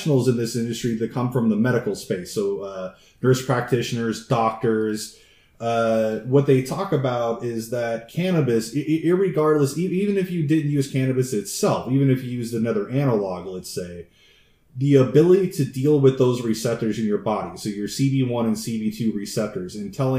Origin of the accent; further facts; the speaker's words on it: United States; as an American